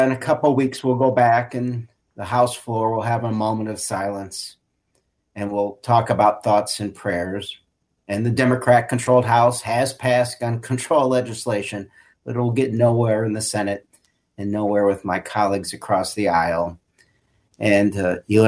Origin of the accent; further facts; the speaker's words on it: Chicago, Illinois, United States; my hometown of Chicago